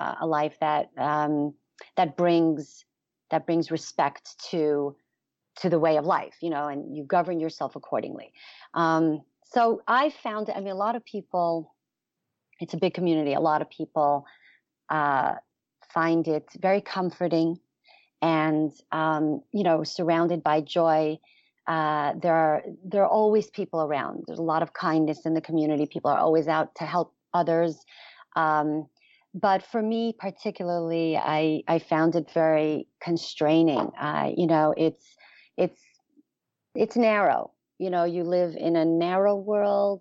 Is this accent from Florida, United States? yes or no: no; New York City, New York, United States; I was born and raised in Borough Park in Brooklyn